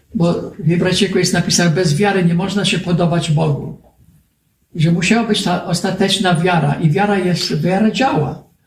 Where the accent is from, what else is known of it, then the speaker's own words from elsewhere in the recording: United States; Polish is a second language; u nas w Ameryce